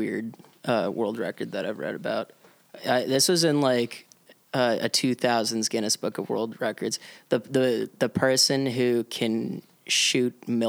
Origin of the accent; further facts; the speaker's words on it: Providence, Rhode Island, United States; I grew up in Providence and on a street that is off of like a busier avenue, but not too busy.